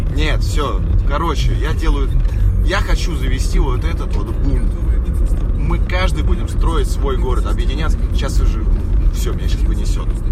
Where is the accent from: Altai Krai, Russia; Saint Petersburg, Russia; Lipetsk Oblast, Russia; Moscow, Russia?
Moscow, Russia; я жил в Москве